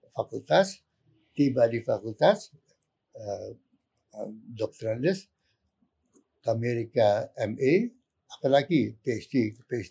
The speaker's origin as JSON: {"language": "Indonesian", "area": "Minangkabau", "region": "West Sumatra", "country": "Indonesia", "said": "background saya Minang, Minangkabau."}